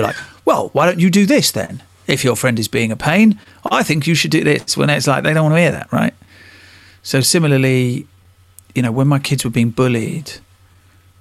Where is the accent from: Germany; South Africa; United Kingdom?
United Kingdom; Harlow, East of England; I'm from Harlow.